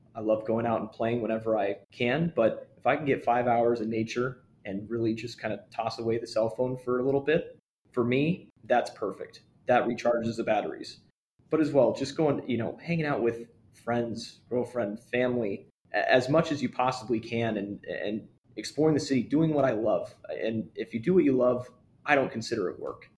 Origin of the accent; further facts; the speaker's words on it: California, United States; moved away as an adult; now in Chicago, United States; living and growing up in California